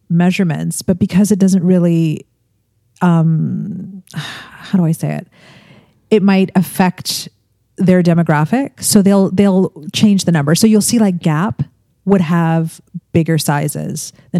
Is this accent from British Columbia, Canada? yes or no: no; Toronto, Ontario, Canada; I'm from Toronto